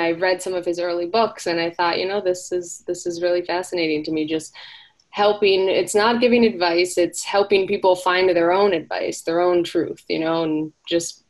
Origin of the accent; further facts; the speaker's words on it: South Florida, United States; also born or lived in Hawaii; I grew up in South Florida for the most part, but we would spend our summers out in Hawaii as a family